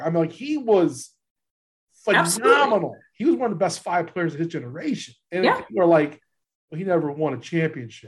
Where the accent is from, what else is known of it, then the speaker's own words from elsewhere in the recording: the South, United States; I'm a kid from the South who used to watch TBS